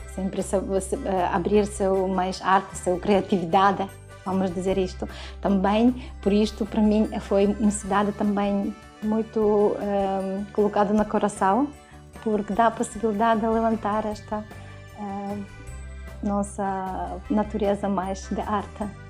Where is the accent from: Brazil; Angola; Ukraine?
Ukraine; Portuguese is a second language; moved away as an adult; now in Braga, Portugal; sou ucraniana